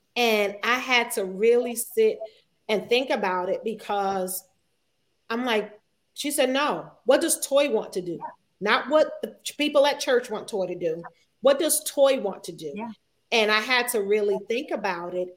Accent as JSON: {"language": "English", "region": "New Jersey", "country": "United States", "tie": "born or raised there", "also_born_or_lived": "Virginia Beach, Virginia", "moved": "as an adult", "said": "I'm from Jersey. Mm-hmm. I am a Jersey girl at heart. Um, I went to the famous Eastside High School."}